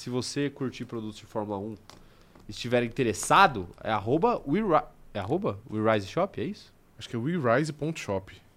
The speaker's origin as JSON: {"language": "Portuguese", "region": "São Paulo", "country": "Brazil", "said": "Como a gente é do a gente é de São Paulo"}